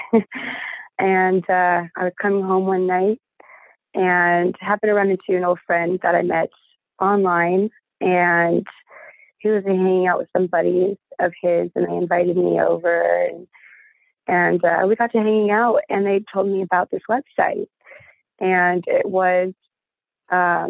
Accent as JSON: {"language": "English", "region": "Minnesota", "country": "United States", "tie": "born or raised there", "said": "I was in Minnesota, born and raised"}